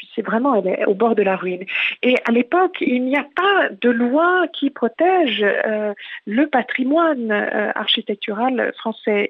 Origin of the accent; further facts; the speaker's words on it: France; moved away as an adult; now in London, United Kingdom; je suis française, même si euh, euh, j'ai un pied depuis 25 ans à Londres